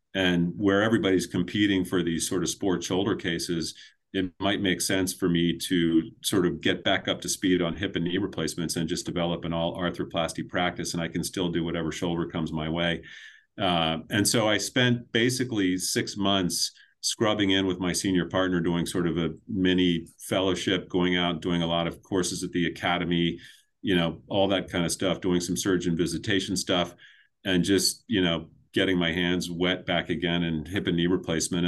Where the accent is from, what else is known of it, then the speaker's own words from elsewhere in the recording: north of Baltimore, Maryland, United States; now in New Hampshire, United States; I grew up in, in Maryland, about twenty-five minutes north of Baltimore in, in sort of horse farm country